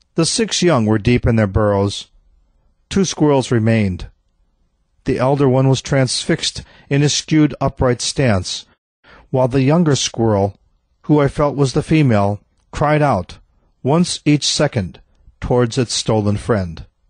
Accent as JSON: {"language": "English", "region": "Midwest", "country": "United States", "tie": "born or raised there", "said": "I grew up in the Midwest where squirrels were residents."}